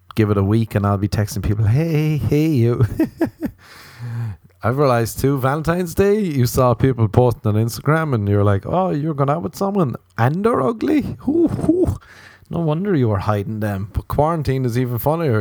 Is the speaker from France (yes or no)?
no; Ireland; growing up in Ireland